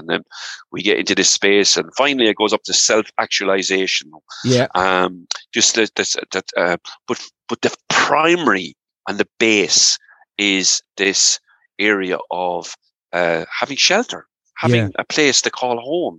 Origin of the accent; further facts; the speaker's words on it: Ireland; moved away as an adult; also born or lived in England / United States; there was no work right in Ireland, so I emigrated for 12 years